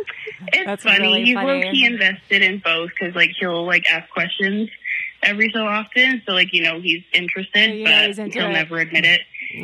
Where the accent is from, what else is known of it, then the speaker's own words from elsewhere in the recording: Oshawa, Ontario, Canada; I'm from Oshawa.